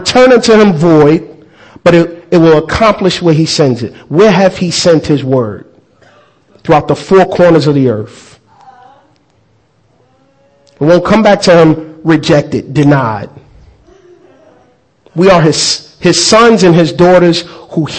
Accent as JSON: {"language": "English", "country": "United States", "said": "I'm actually American"}